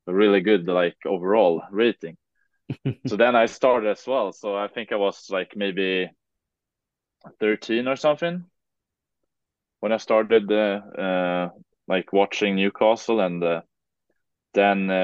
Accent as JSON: {"language": "English", "country": "Sweden", "second_language": "English", "moved": "as an adult", "lives_now": "Kirkcaldy, United Kingdom", "said": "for me as a Swede, we're pretty comfortable playing and talking English"}